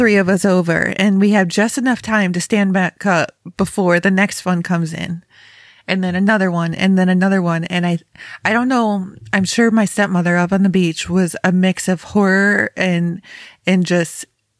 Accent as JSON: {"language": "English", "town": "Rochester", "region": "New York", "country": "United States", "tie": "born or raised there", "also_born_or_lived": "Chicago", "moved": "as an adult", "lives_now": "Ohio, United States", "said": "I grew up in Western New York, so Rochester area."}